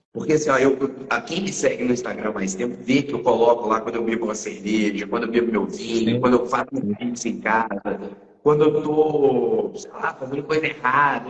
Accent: Minas Gerais, Brazil; três mineiros

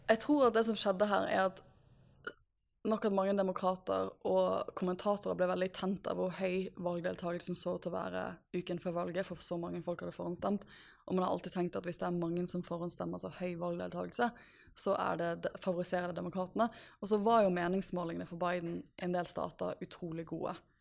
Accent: Norway; jeg har ikke bodd hjemme i Norge under et amerikansk presidentvalg ja, siden 2004

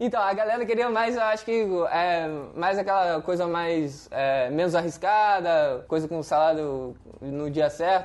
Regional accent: Vitória, Espírito Santo, Brazil; eu sou de Vitória no Espírito Santo.

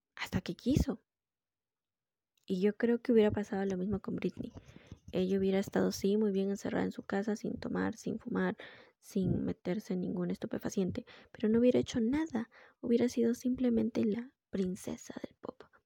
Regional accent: Peru; somos, soy de Perú

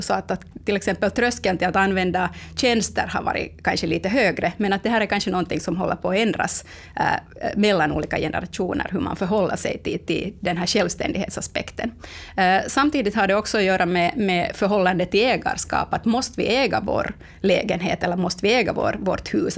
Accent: Finland; vi finländare

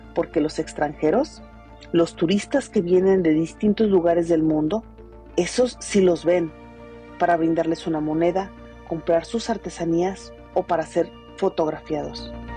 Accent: Mexico; Como sociedad mexicana

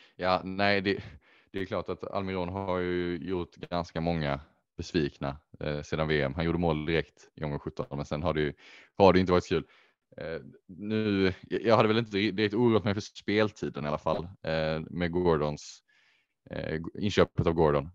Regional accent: Sweden; dels som svenskar

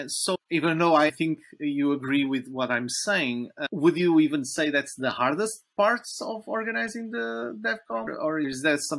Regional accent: Portugal; we are both from Portugal

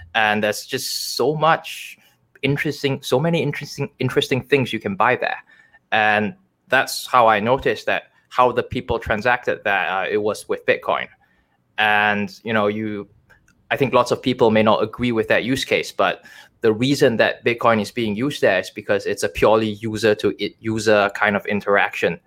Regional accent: Toronto, Ontario, Canada; I am from Toronto, Canada

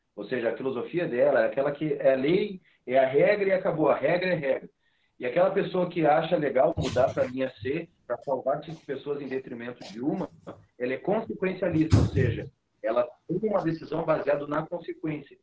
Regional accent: Rio Grande do Sul, Brazil; nós aqui somos gaúchos

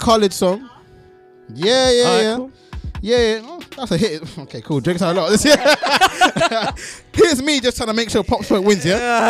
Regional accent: Sweden; English is a second language; now in United Kingdom; Grew up in Sweden. Just saying. Just putting it in there. So when I'm going half of the UK scene, just know that man came here late.

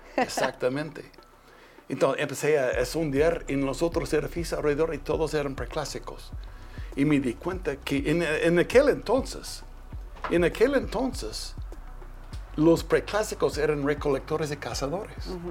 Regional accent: Twin Falls, Idaho, United States; yo nací en Twin Falls, Idaho, pero mi papá era finquero. Yo, yo era un muchacho de finca.

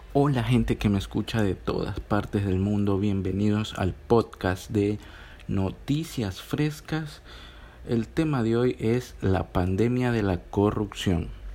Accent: Ecuador; mi país

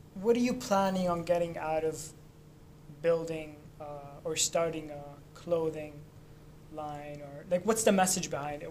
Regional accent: Lebanon; moved away; I'm from Lebanon

